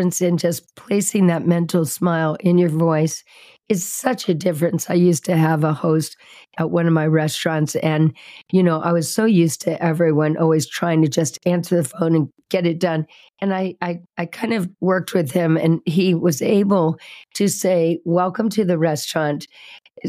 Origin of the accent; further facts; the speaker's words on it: Indianapolis, Indiana, United States; now in Sedona, United States; I grew up in Indianapolis, Indiana, where all the nice people are